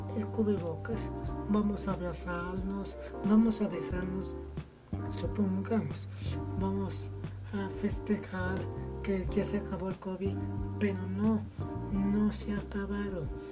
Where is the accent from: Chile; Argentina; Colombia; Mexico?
Mexico; sí soy mexicano